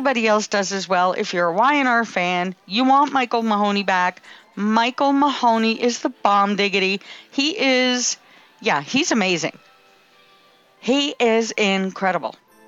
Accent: Canada; I'm from Canada

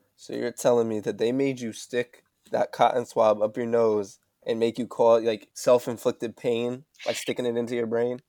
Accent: West Haven, Connecticut, United States; we're both from West Haven

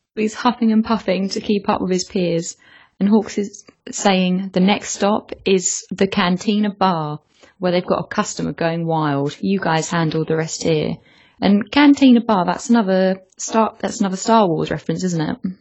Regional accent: England, United Kingdom; I'm English

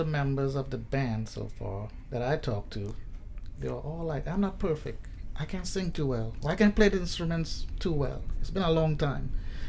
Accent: Trinidad & Tobago; now in United States; I grew up in Trinidad and Tobago, and I think that's the most southern island in the Caribbean.

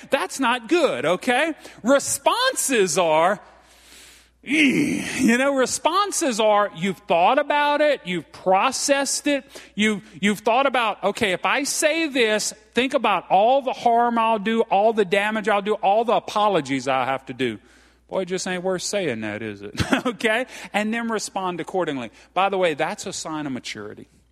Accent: Franklin, Louisiana, United States; I'm from Franklin, Louisiana. I'm as Cajun as they come

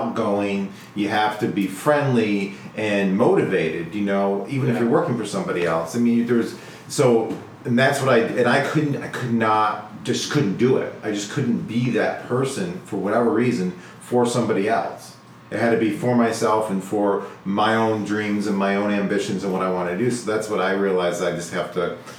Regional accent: Rochester, New York, United States; I'm originally from Rochester

